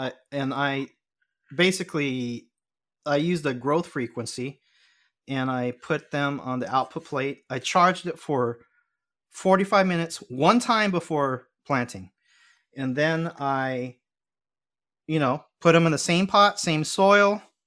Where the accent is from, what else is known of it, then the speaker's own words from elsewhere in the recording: Los Angeles, California, United States; I'm a L A boy, but I grew up going to temple